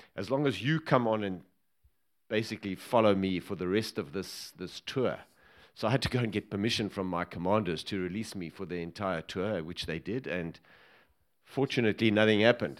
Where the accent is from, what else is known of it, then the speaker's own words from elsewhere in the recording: Johannesburg, Gauteng, South Africa; also born or lived in Cape Town; We moved up to, to Joburg when I was about seven